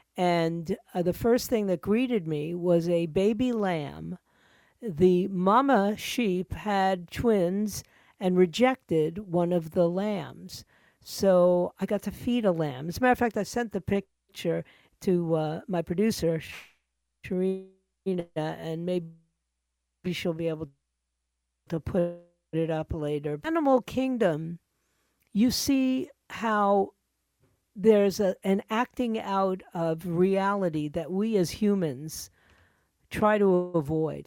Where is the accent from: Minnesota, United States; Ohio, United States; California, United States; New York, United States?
New York, United States; New York City; also born or lived in Fort Lauderdale; now in Coconut Creek, United States; I was born and raised in New York City